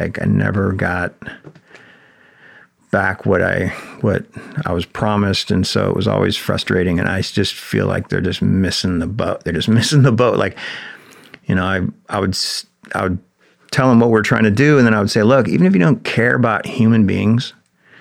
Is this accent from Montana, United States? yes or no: yes; Big Sandy, Montana, United States; building a park in my hometown in Big Sandy